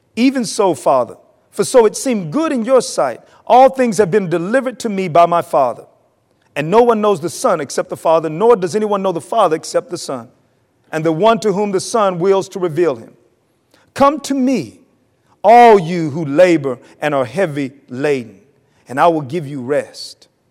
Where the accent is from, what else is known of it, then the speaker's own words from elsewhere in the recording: North Carolina, United States; moved away; I'm from North Carolina